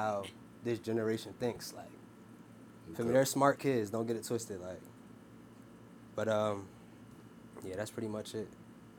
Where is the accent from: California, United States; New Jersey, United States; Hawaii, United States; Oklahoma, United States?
New Jersey, United States; Montclair; I'm from Montclair.